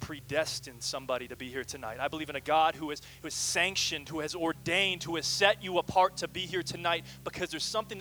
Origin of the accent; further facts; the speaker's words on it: Kelowna, British Columbia, Canada; moved away as an adult; also born or lived in Michigan; now in Portland, United States; I'm from the sunny Okanagan Valley